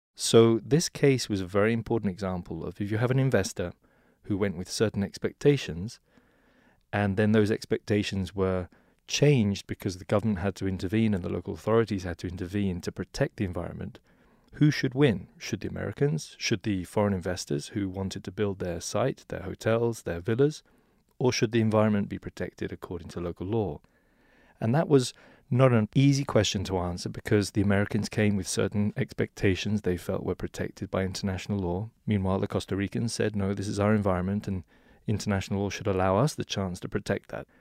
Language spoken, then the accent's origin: English; England, United Kingdom; now in New York, United States; originally from England